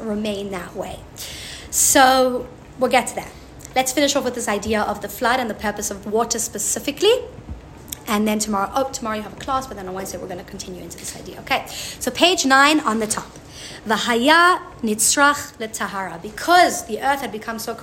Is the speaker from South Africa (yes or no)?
yes; South Africa; I'm from South Africa